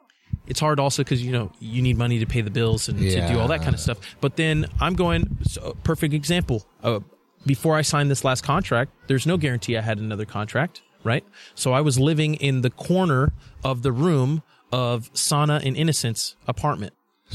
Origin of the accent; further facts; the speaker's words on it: Nigeria; because I'm Nigerian, right? So I traveled to Nigeria when I was, I think, was it 7 or 8 years old.